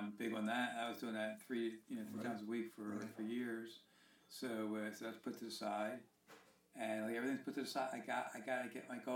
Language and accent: English; Northeast, United States; growing up in the Northeast